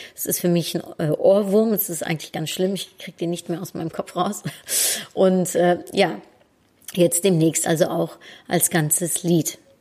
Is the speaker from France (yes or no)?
no; Netherlands; moved away; als Holländerin